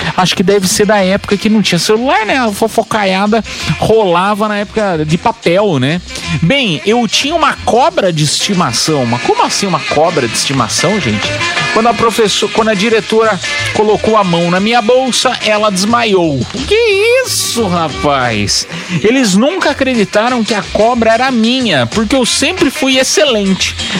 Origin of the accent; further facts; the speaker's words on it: Piedade, São Paulo, Brazil; eu morava em Piedade, né? Interior de São Paulo